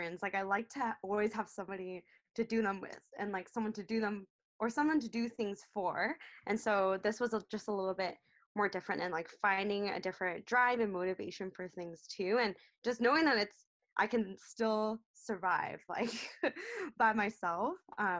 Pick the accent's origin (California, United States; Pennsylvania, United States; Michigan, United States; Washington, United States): Washington, United States; Seattle; moved away as an adult; now in Vancouver, Canada; I'm actually from Seattle, Washington, and I spent most of my life there. So Seattle native